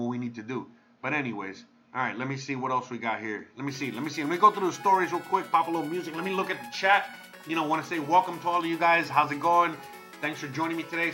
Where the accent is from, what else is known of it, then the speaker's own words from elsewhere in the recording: United States; now in Mexico; I'm American.